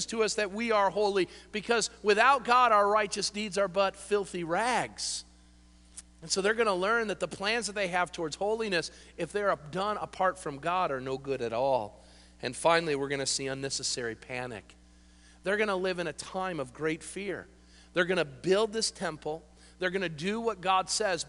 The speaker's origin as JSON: {"language": "English", "country": "United States", "said": "we are a bunch of babies as American Christians"}